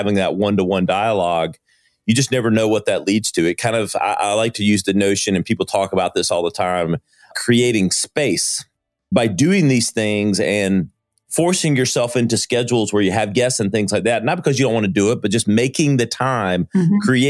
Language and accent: English; Greenville, South Carolina, United States; I am from Greenville, South Carolina, which is part of the upstate.